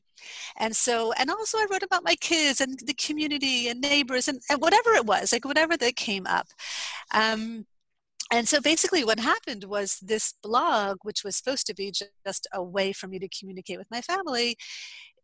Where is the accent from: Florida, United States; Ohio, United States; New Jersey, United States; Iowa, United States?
New Jersey, United States; moved away as an adult; now in Israel; I am originally from New Jersey. I moved to Israel in 2009. I live in northern Israel on a very small kibbutz